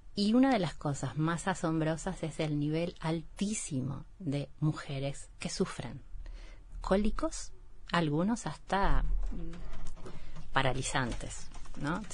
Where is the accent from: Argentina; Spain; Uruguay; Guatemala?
Uruguay; Durazno countryside; soy del campo de Durazno